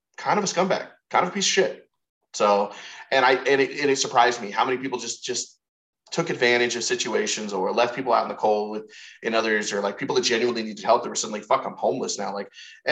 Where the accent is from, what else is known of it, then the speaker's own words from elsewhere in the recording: United States; we're Americans